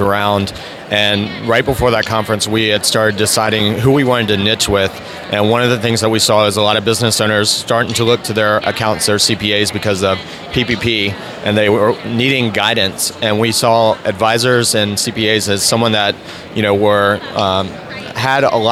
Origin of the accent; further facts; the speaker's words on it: North Carolina, United States; moved away as an adult; also born or lived in Atlanta; now in Jacksonville, United States; I grew up in North Carolina, went to school at NC State, and worked there for a couple years